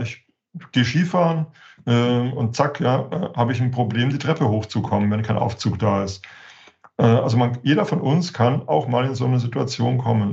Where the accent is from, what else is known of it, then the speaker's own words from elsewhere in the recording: Germany; als, als Deutsche